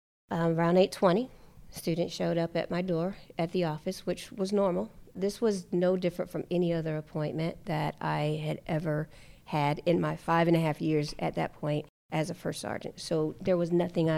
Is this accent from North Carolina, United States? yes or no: yes; North Carolina, United States; moved away as an adult; I'm from North Carolina